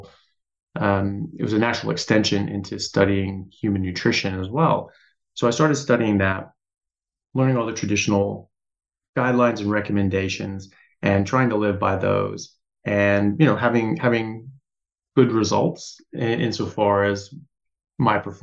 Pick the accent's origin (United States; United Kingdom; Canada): United States; I'm an American medical doctor